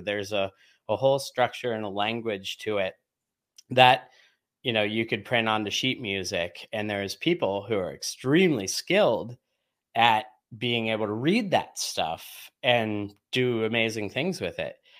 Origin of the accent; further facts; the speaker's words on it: Oil City, Pennsylvania, United States; It all began in a small town called Oil City, Pennsylvania